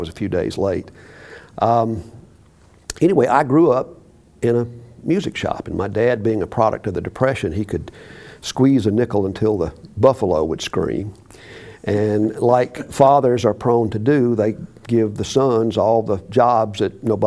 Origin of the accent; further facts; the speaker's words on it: Meridian, Mississippi, United States; I grew up in Mississippi.